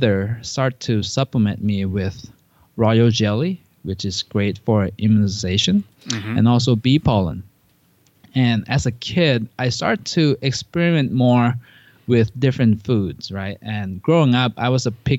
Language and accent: English; Thailand; moved away; I grew up in Thailand